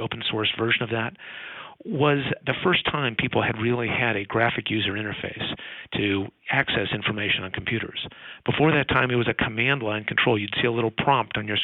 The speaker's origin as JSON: {"language": "English", "town": "Palo Alto", "region": "California", "country": "United States", "tie": "born or raised there", "said": "As a kid growing up in Palo Alto"}